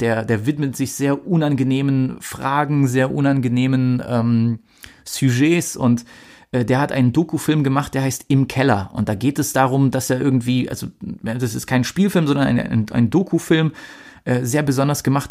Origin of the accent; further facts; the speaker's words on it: Germany; Bei uns in Deutschland